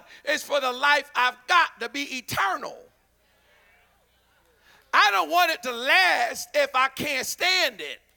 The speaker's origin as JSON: {"language": "English", "town": "Philadelphia", "region": "Pennsylvania", "country": "United States", "said": "I'm from Philly."}